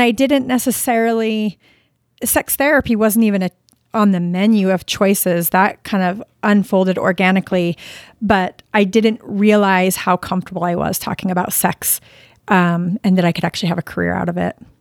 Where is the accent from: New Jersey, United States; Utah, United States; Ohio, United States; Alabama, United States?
Utah, United States; Sandy; also born or lived in Florida; I grew up in Sandy, Utah